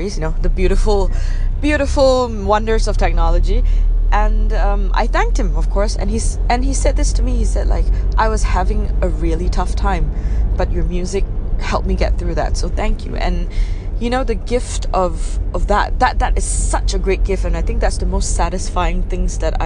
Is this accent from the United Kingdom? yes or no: no; Penang, Malaysia; moved away as an adult; also born or lived in Kuala Lumpur; Penang, yes, I love my hometown.